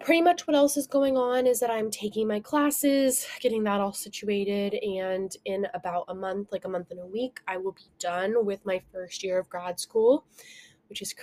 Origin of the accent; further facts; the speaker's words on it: Oregon coast, United States; I'm from Oregon. If you don't know, I was born and raised on the Oregon coast.